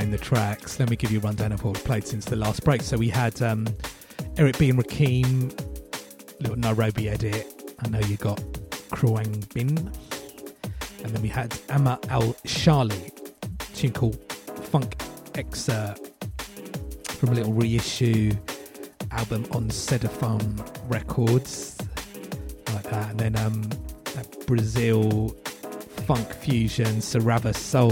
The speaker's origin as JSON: {"language": "English", "area": "Essex", "region": "East of England", "country": "United Kingdom", "accent": "Essex", "said": "my Essex accent"}